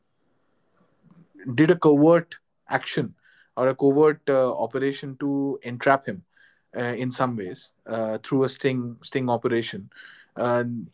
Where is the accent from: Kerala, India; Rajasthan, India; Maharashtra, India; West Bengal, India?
Rajasthan, India; Jaipur; while I was growing up in Jaipur